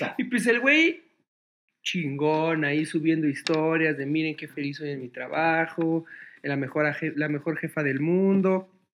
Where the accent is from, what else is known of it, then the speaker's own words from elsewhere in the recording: Mexico City, Mexico; México City, donde yo nací